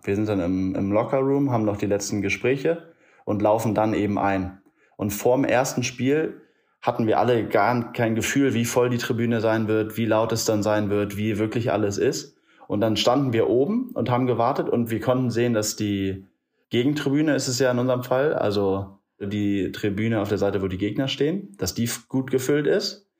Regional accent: Elmshorn, Schleswig-Holstein, Germany; now in Munich, Germany; Komme ursprünglich aus der Nähe von Hamburg. Äh, Elmshorn heißt

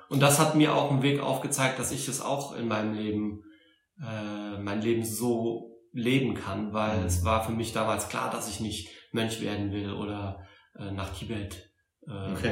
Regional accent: Saarbrücken, Saarland, Germany; accent: Saarländisch; moved away; komme ursprünglich aus Saarbrücken, aus dem Saarland. Ich hoffe, das hört man nicht zu sehr

